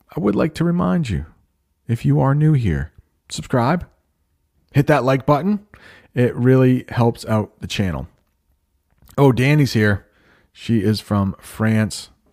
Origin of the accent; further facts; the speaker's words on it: United States; I am an American